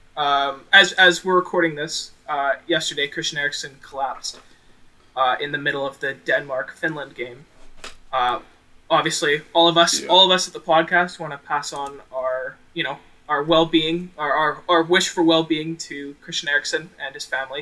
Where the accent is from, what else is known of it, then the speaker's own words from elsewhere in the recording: Canada; we're all Canadian at heart, so, it was a bit difficult growing up, you know, being in a hockey surrounded school, chatting football